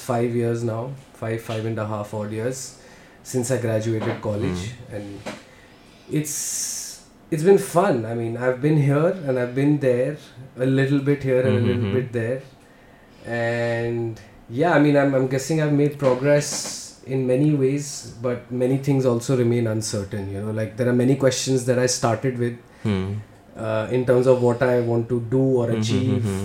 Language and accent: English; Delhi, India; I am essentially a filmmaker born and brought up in Delhi. Did my schooling here, did my college here